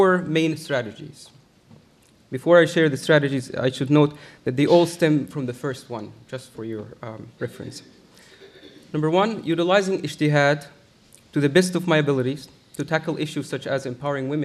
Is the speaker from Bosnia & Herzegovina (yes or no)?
no; Egypt; English is a second language; moved away as an adult; now in United States; I grew up in Egypt and studied Al-Azhar